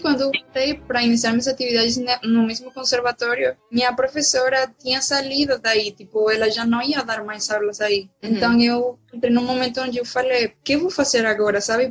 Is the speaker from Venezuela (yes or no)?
yes; Valencia, Carabobo, Venezuela; Portuguese is a second language; moved away as an adult; now in Salvador, Brazil; o núcleo de onde eu sou, que é do meu estado, Valência